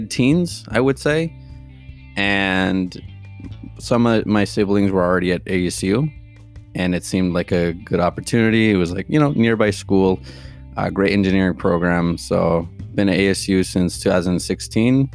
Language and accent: English; Arizona, United States; also born or lived in Tijuana, Mexico; my family is from Tijuana, Mexico. Although I was only up there till I was 4, so I grew up most of my life in Arizona, and did my entire schooling